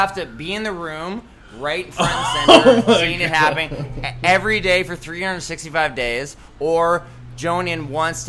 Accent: Iqaluit, Nunavut, Canada; I'm from Iqaluit. I don't know if I pronounced that right.

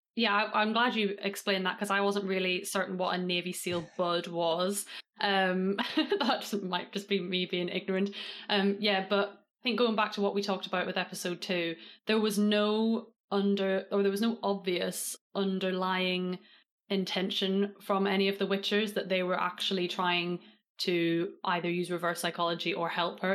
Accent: Northern Ireland, United Kingdom; now in England; I live in England now, but I was raised in Northern Ireland

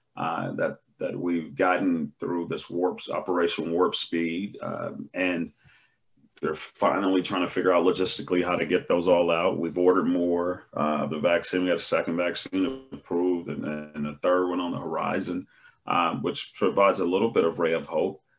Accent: United States; We as an American people

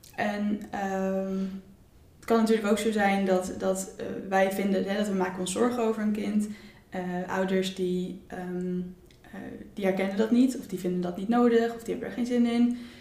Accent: Utrecht, Netherlands; ik kom ook uit Utrecht.

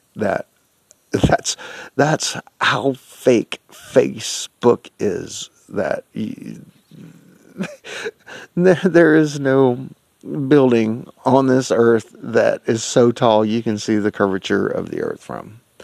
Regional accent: United States; I'm an American.

